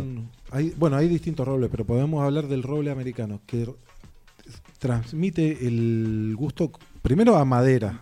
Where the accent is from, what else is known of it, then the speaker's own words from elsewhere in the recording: eastern Mendoza, Argentina; yo también soy del este de Mendoza